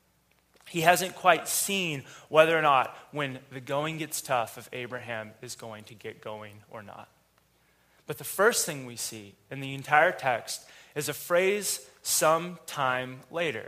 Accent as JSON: {"language": "English", "town": "Gresham", "region": "Oregon", "country": "United States", "tie": "born or raised there", "said": "I grew up in Gresham."}